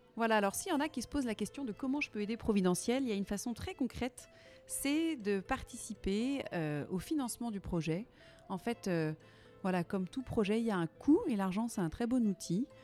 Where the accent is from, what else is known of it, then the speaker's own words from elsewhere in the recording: Nantes, Pays de la Loire, France; je suis nantaise d'origine. J'ai pas beaucoup changé de rocher.